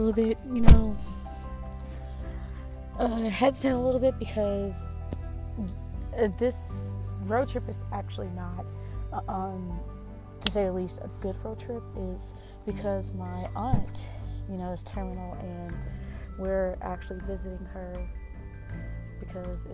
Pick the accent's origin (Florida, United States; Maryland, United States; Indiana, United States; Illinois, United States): Indiana, United States; moved away; my hometown, Indiana